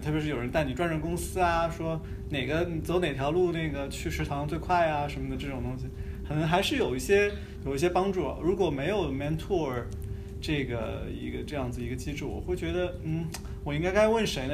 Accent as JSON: {"language": "Chinese", "country": "China", "said": "一些我们中国人讲的三十六计"}